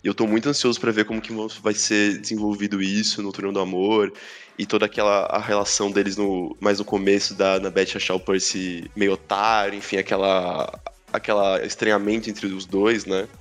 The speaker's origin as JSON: {"language": "Portuguese", "town": "Praia Grande", "region": "São Paulo", "country": "Brazil", "tie": "born or raised there", "said": "Nasci em Praia Grande"}